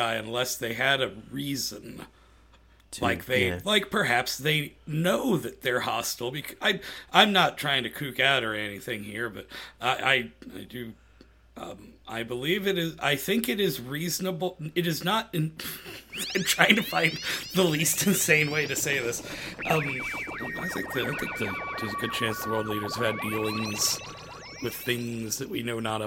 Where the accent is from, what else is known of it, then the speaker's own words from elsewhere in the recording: Arcadia, Indiana, United States; I grew up in Arcadia, which is right next to Cicero